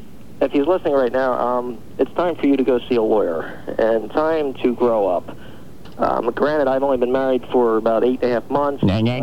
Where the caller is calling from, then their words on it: New Jersey, United States; I'm calling from New Jersey.